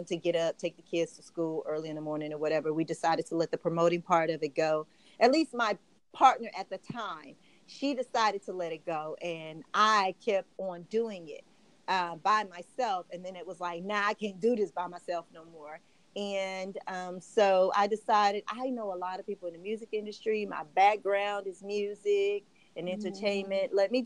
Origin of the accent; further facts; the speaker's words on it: Scottsboro, Alabama, United States; my hometown of Scottsboro, Alabama